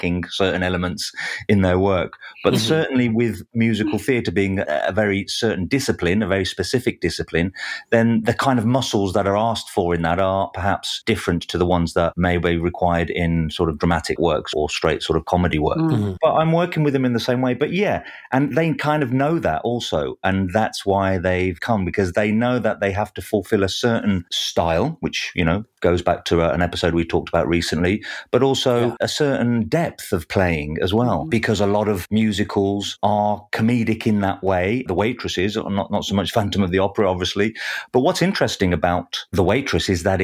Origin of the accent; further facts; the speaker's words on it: Black Country, West Midlands, United Kingdom; now in London, United Kingdom; in my neck of the woods where I grew up in the Black Country